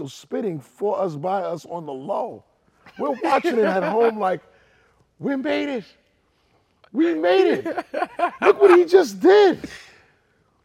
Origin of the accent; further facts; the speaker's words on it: New York City, New York, United States; I'm from Queens, so we live like 3 miles from each other.